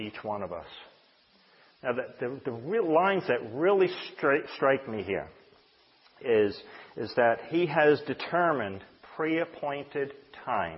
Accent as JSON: {"language": "English", "country": "United States", "tie": "born or raised there", "said": "I was born here in America"}